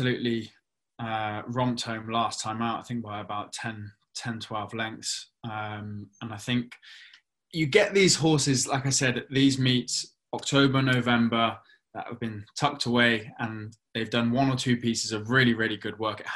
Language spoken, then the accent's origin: English; Cheltenham, South West England, United Kingdom; growing up in Cheltenham